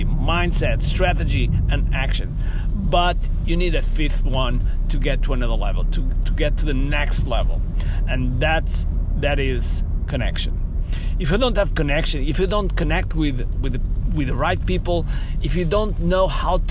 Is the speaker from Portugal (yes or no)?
yes; Portugal; English is a second language